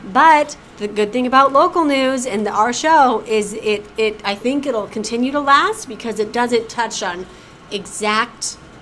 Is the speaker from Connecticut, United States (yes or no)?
no; Arvada, Colorado, United States; now in New York, United States; I'm from Arvada, yeah. Colorado